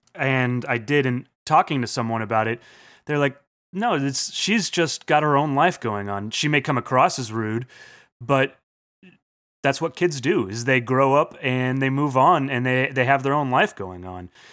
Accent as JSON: {"language": "English", "country": "United States", "said": "being American"}